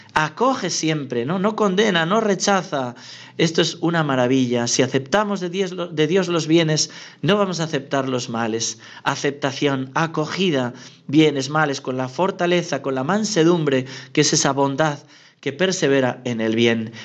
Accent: Navarre, Spain; yo soy navarro, mi hermana también es navarra

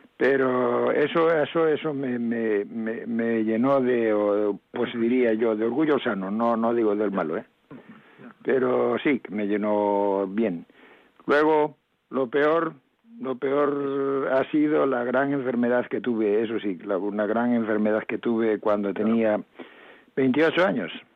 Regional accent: mountains of Lugo, Galicia, Spain; also born or lived in Caión, A Coruña; O sea que nací en Cayón, en aquí en La Coruña. No quiere decir que me haya criado aquí, porque luego me marché a la, a la montaña de Lugo

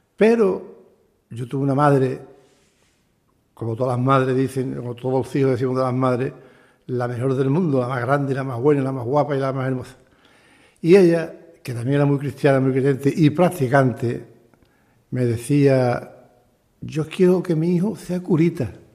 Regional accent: Sanlúcar de Barrameda, Andalusia, Spain; moved away as an adult; now in Chipiona, Spain; Yo nací en San Lucas, en la calle Barrameda, número 14

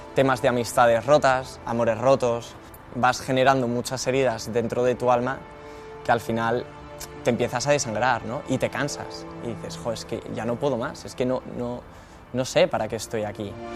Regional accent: Madrid, Community of Madrid, Spain; soy de Madrid

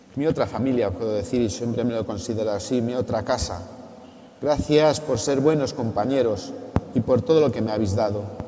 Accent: Revilla Vallejera, Castile and León, Spain; now in Tarazona, Spain; Revilla Vallejera, mi pueblo

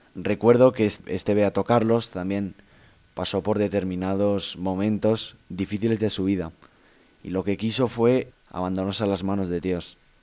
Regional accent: Valencia, Valencian Community, Spain; Yo soy de Valencia

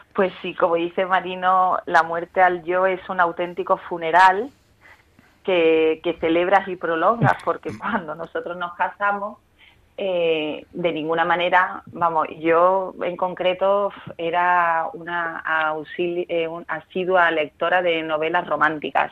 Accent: Málaga, Andalusia, Spain; moved away as an adult; also born or lived in Madrid; cuando me vuelvo a mi tierra, que es Málaga

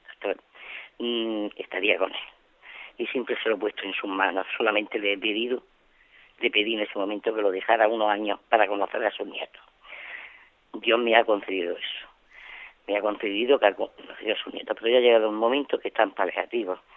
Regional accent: Almería, Andalusia, Spain; Soy de Almería

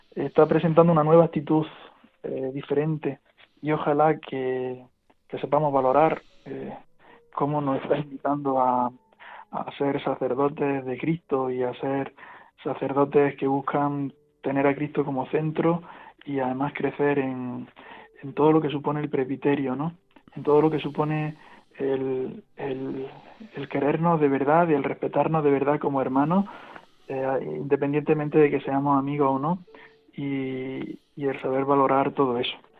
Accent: Andújar, Andalusia, Spain; de Andújar, de mi pueblo

